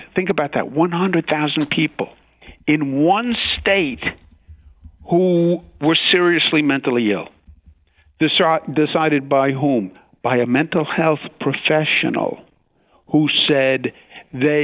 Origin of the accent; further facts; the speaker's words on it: New York City, New York, United States; I'm from Queens, New York